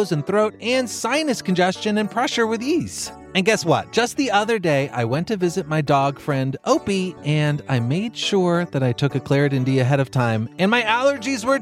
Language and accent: English; Texas, United States; moved away; I grew up in Texas